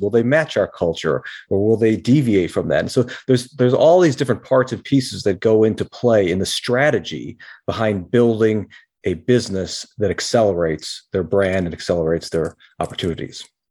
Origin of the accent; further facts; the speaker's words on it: Rochester, New York, United States; we grew up in the Rochester, New York area, upstate New York